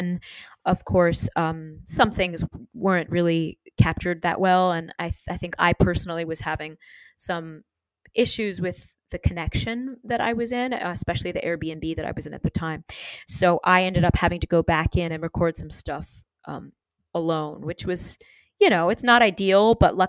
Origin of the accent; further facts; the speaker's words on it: New York, United States; Because of growing up in New York, I can be in a new city or a new town and very, very quickly understand the lay of the land.